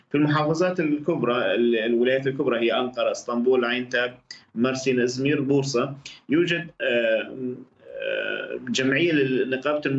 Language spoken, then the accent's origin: Arabic; Syria; now in Turkey; نحن هلا بدنا نحكي كسوريين او او كاجانب كسوريين او كاجانب حاليا في في تركيا